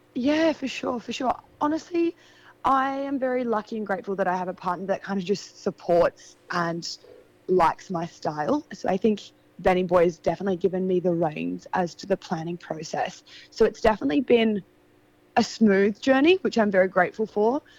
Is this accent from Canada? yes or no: no; Adelaide, South Australia, Australia; moved away as an adult; now in Sydney, Australia; So I'm from Adelaide. I grew up in Adelaide. I left Adelaide when I was 18